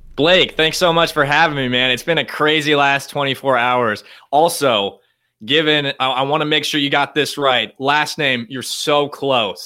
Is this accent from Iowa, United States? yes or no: yes; Iowa, United States; now in Madison, United States; I'm from Iowa, really small town papers in Iowa